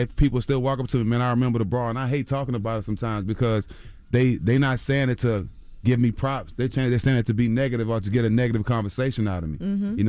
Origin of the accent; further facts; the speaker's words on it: Port Arthur, Texas, United States; My life was really in danger, mm-hmm. you know, growing up in Port Arthur, Texas.